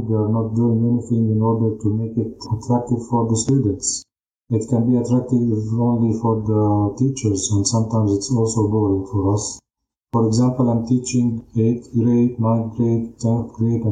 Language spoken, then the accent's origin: English; Jaffa, Tel Aviv District, Israel; I was born in Jaffa. I was born and raised into a Christian Palestinian family.